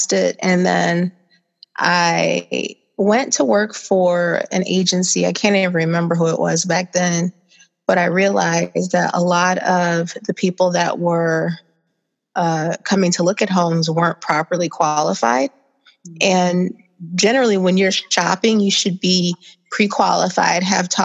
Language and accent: English; Joliet, Illinois, United States; now in Chicago, United States; I am from Joliet, Illinois. Came here to Chicago